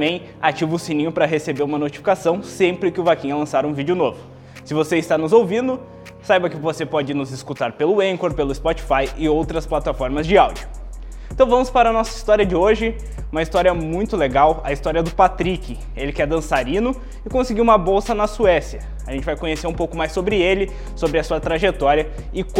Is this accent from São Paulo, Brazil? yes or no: yes; Cotia, São Paulo, Brazil; eu sou da cidade de Cotia, São